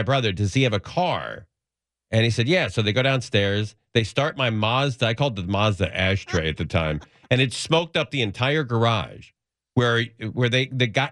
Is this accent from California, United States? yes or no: yes; Los Angeles, California, United States; I grew up in the San Fernando Valley.